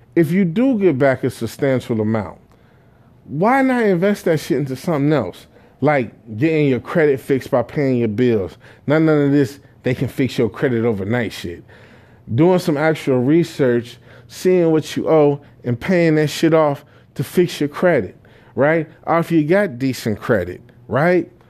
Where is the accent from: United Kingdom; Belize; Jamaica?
Jamaica; me being Jamaican